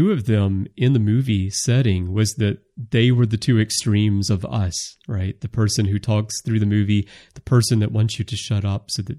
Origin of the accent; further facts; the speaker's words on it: the South, United States; I'm originally from the South. If we built these starships in the South, we would have dedicated barbecue facilities on the ships.